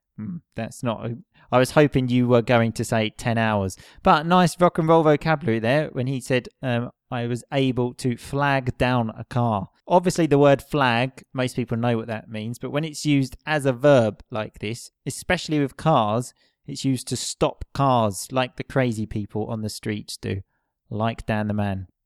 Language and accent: English; Essex, East of England, United Kingdom; where I'm from, which is Essex